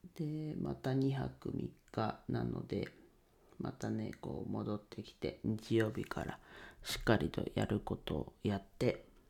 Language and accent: Japanese; Ninohe, Iwate, Japan; 地元岩手県二戸市でレンタルスペースを使って遊び場を提供しています。